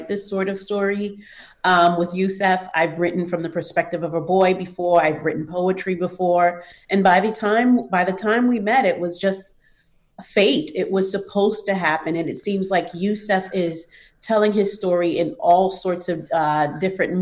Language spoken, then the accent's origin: English; New York City, New York, United States; I grew up in New York City